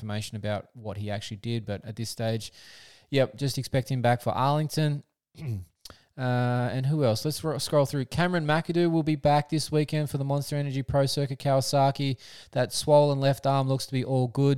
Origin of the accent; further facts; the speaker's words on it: Australia; as an Aussie